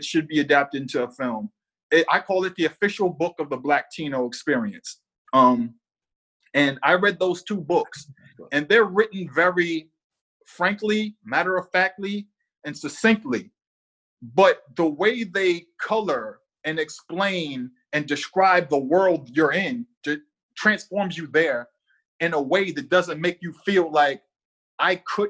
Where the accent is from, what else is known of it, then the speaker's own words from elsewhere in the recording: Boston, Massachusetts, United States; So I grew up in the South End, Lower Roxbury.